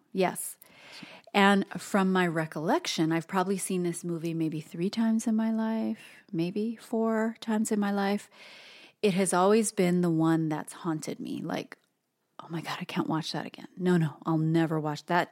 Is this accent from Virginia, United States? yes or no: no; Hawaii, United States; an Asian American person who was born and raised in Hawaii